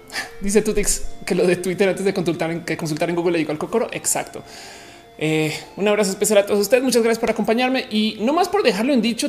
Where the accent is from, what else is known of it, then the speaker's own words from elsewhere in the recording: Colombia; moved away; also born or lived in Mexico; yo soy colombiana y que iba a Bogotá a estudiar